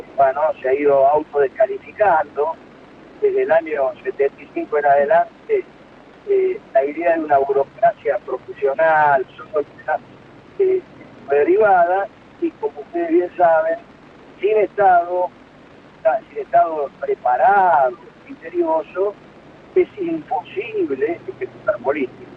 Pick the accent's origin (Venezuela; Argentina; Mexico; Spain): Argentina